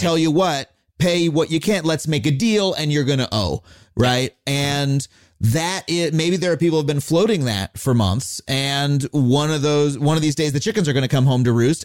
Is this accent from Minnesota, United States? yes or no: no; Long Island, New York, United States; born or raised there